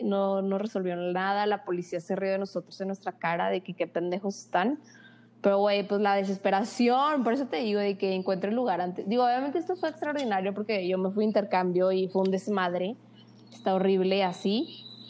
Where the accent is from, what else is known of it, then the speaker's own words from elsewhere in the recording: Torreón, Coahuila, Mexico; also born or lived in Monterrey; somos de Torreón. Lagunera 100%.